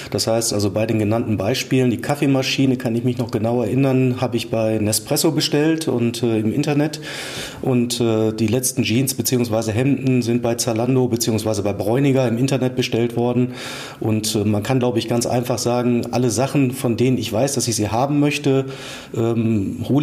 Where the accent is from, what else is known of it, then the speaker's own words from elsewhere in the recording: Oldenburg, Lower Saxony, Germany; now in Essen, Germany; also ich bin nicht gebürtiger Essener, komme eher aus dem hohen Norden, aus Oldenburg, aber wir leben mit der Familie seit äh, mehr als zehn Jahren am Baldener See äh, in, im schönen Essen.